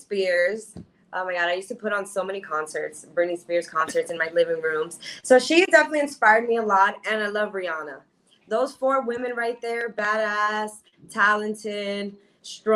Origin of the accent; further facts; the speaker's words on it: New York City, New York, United States; I'm a New Yorker. I'm from Queens, New York